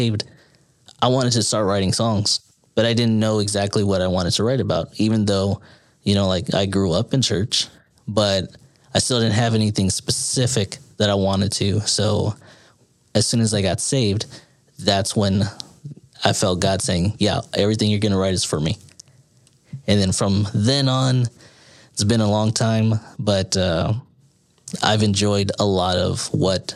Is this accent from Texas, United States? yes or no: yes; San Antonio, Texas, United States; moved away as an adult; now in Austin, United States; I was born and raised in San Antonio, Texas. So that's where I'm actually from.